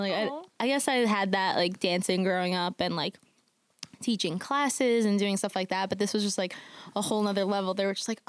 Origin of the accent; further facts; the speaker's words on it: New York City, New York, United States; I'm from Queens, New York